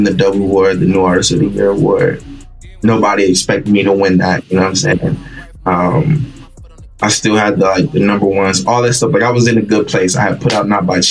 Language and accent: English; Bristol, Virginia, United States; I'm from Bristol, Virginia. Born and raised